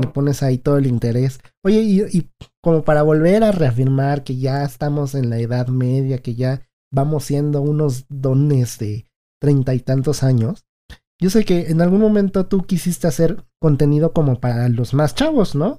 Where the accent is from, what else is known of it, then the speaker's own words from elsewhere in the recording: Mexico; nosotros somos mexicanos